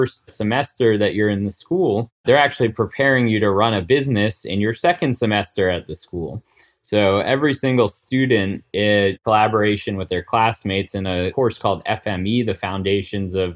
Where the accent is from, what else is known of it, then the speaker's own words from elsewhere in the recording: New York City, New York, United States; I grew up right here in New York City, born and bred here in Manhattan